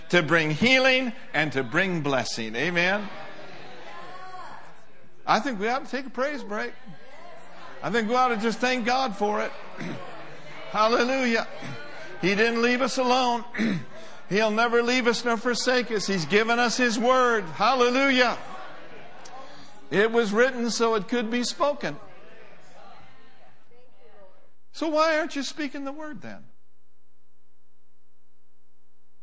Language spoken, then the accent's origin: English; Minneapolis, Minnesota, United States; moved away; also born or lived in Oklahoma; I grew up in Minneapolis, Minnesota.